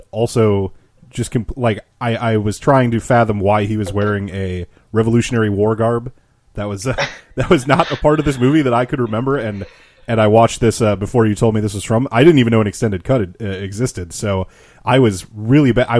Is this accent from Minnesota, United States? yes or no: yes; Minnesota, United States; I'm from Minnesota